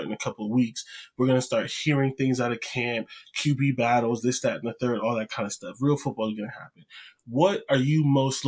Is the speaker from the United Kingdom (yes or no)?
no; Canton, Ohio, United States; I'm from Canton. I remember Canton Center Mall